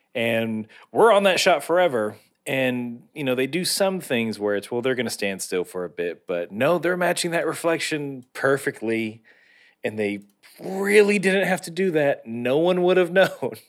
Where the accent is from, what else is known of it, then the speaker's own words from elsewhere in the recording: United States; being an American